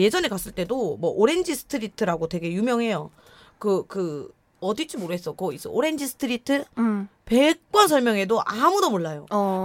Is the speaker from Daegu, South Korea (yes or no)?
no; Gumi, North Gyeongsang, South Korea; accent: saturi (regional dialect); first language Korean; moved away